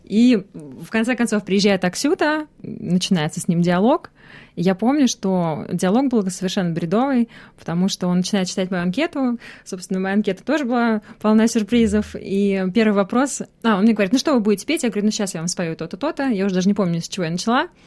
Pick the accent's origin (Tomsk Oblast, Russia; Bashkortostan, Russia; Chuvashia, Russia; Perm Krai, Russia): Chuvashia, Russia; Cheboksary; moved away as an adult; also born or lived in Samara / Moscow; now in Australia; Нет, я вообще родом из Чебоксара, он из Самары. Я... Это вообще третий переезд в моей жизни, потому что сначала я переехала в Самару из Чебоксар, потом из Самары в Москву, и вот сейчас в Австралию.